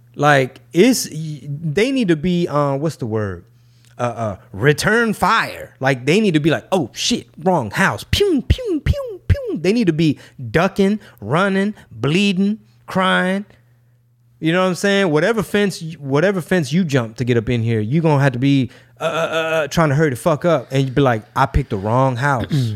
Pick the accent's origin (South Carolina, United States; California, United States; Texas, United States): Texas, United States; Houston; born or raised there